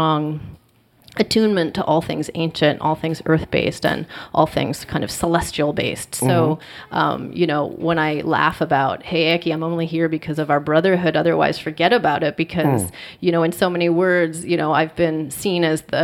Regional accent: Alaska, United States; I was born in Alaska.

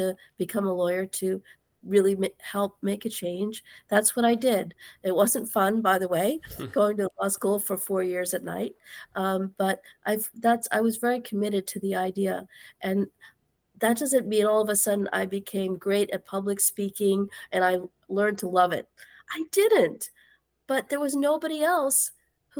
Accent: New Jersey, United States; I'm from New Jersey

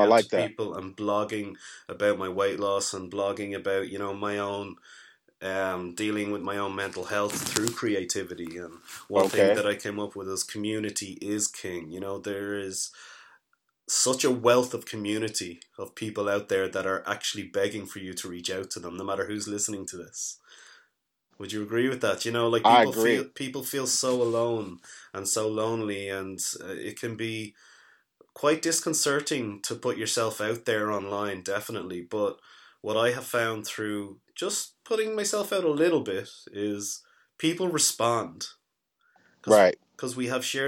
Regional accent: Dublin, Leinster, Ireland; I grew up in Dublin

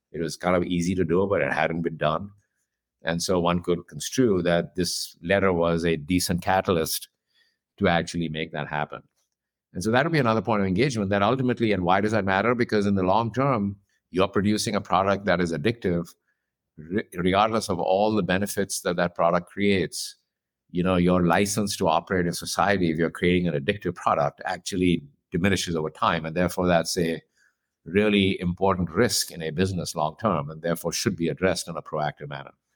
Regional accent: India; moved away; I grew up in India, I'm from there

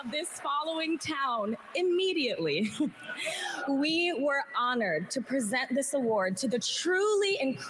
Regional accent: Florida, United States; my home state of Florida

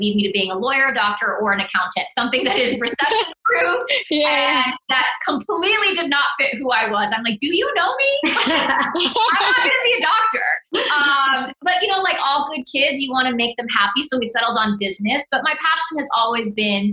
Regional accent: Fort Worth, Texas, United States; first language Spanish; English is a second language; moved away as an adult; also born or lived in New York; I grew up in a very Mexican part of Fort Worth, Texas on the north side

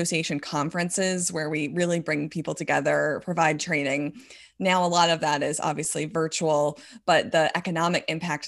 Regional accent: Scottsdale, Arizona, United States; So proud to be from Arizona. I'm from Scottsdale.

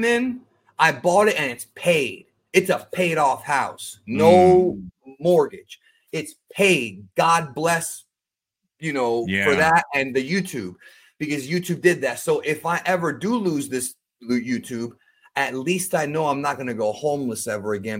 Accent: Cuba; moved away; My family's in Cuba. I'm an immigrant from Cuba.

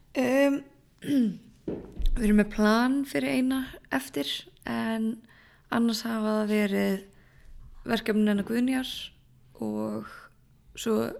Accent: Borgarnes, Western Region, Iceland; moved away as an adult; also born or lived in Reykjavík; ég flytt aftur upp í Borgarnærs, þaðan sem ég er frá

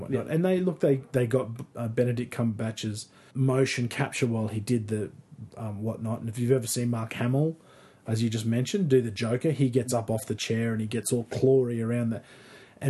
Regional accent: North Queensland, Australia; as a kid, growing up in North Queensland

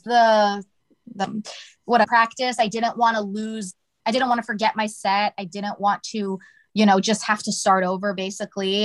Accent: Toledo, Ohio, United States; moved away as an adult; now in California, United States; so I'm originally from Ohio

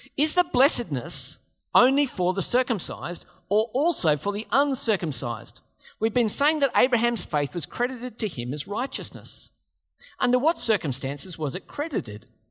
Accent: Australia; We're Australians

